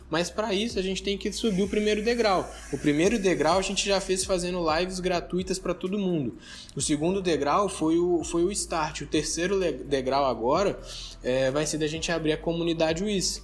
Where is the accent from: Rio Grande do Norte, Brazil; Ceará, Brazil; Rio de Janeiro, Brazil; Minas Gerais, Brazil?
Minas Gerais, Brazil; Contagem; also born or lived in Belo Horizonte; eu sou aqui de Contagem, Belo Horizonte, né? Eu sou, eu sou dessa, eu nasci em Belo Horizonte, vim para Contagem